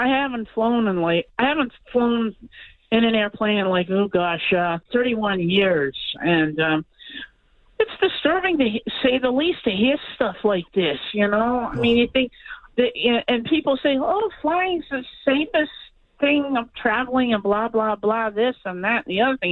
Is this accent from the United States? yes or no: yes; Tewksbury, Massachusetts, United States; moved away as an adult; now in Somerville, United States; I grew up in Tewksbury